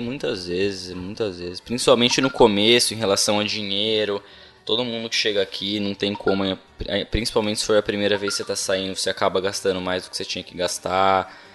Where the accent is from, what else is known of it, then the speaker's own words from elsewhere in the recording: Brazil; moved away as an adult; now in Ireland; Primeira vez que eu saí do Brasil